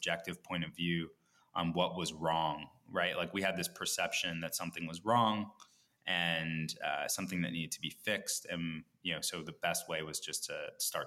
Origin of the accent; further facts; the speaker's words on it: New York area, United States; I grew up in the New York area. Live in Brooklyn and Park Slope